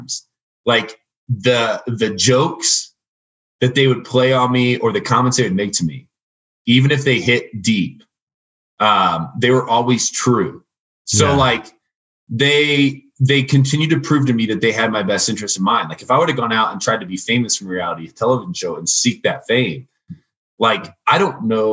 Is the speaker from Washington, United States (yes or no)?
no; Indiana, United States; moved away; I'm from Indiana, like a small town in Indiana